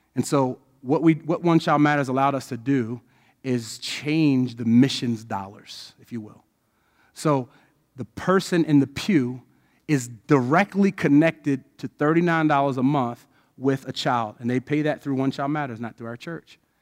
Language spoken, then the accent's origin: English; Odenton, Maryland, United States; I was born there. So I was born and raised in the community that I am.